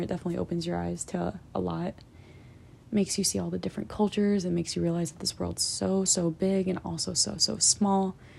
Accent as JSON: {"language": "English", "country": "United States", "said": "being judged by a Karen for being an American"}